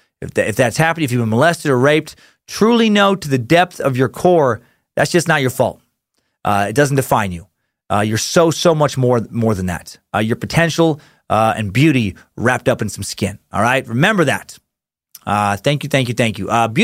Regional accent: Beloit, Wisconsin, United States; It was the day the Mob Barker gang robbed a bank in my hometown of Beloit, Wisconsin. We are literally right on the Wisconsin-Illinois border.

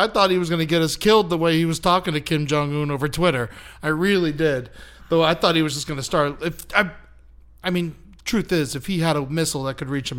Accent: United States; I'm an American.

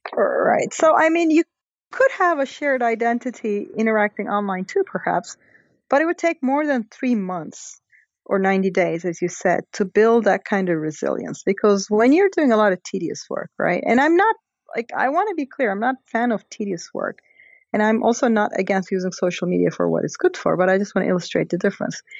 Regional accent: Istanbul, Turkey; moved away; I'm from Turkey. So it's sort of a country that I know very well, obviously. And the Gezi Park protests uh, happened basically three blocks from where I was born

